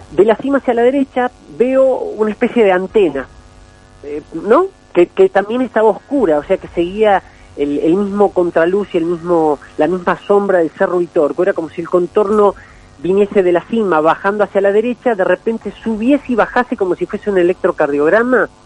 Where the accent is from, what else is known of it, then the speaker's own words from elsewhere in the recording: Capilla del Monte, Córdoba, Argentina; moved away as an adult; now in Buenos Aires, Argentina; yo me crío acá en Capilla del Monte desde que tengo un año y bueno, este, viví toda mi vida